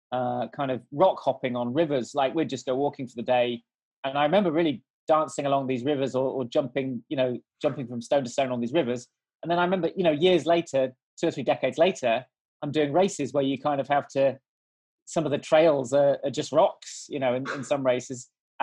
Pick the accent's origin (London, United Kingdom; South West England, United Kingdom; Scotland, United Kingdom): South West England, United Kingdom; So we moved around a lot, but from about 10, I grew up in the Cotswolds in Gloucestershire.